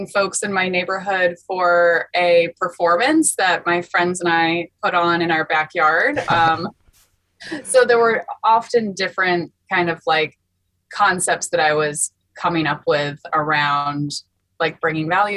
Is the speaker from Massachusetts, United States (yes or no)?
yes; Longmeadow, Massachusetts, United States; also born or lived in New England; I grew up mostly in a town called Longmeadow in Western Massachusetts